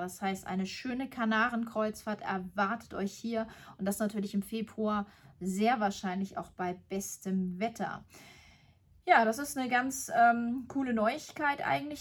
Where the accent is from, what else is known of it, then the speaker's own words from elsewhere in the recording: Germany; bei uns in Deutschland